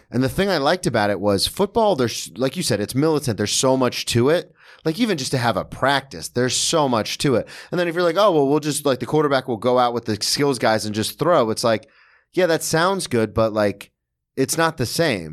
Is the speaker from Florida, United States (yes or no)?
yes; Daytona Beach, Florida, United States; moved away as an adult; now in New York, United States; I'm from Daytona, which had one of the best club teams in the state of Florida